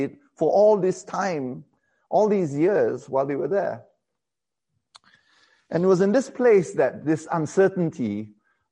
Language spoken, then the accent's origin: English; Malaysia; also born or lived in England